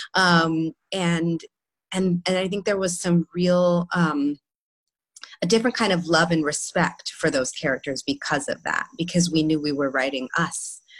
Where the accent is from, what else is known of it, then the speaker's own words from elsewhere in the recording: New York, United States; I'm from New York, born and raised.